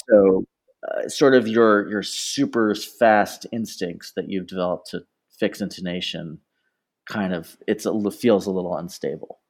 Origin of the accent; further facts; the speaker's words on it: Toronto, Ontario, Canada; now in London, United Kingdom; born and raised in Toronto, Ontario, Canada